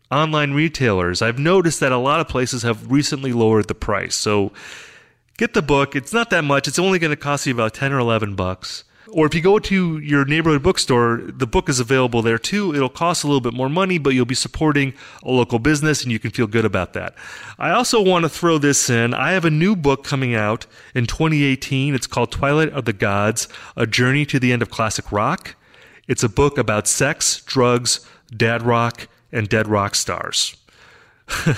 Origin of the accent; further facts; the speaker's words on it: Wisconsin, United States; moved away; I'm from Wisconsin originally, so I grew up in a similar kind of situation.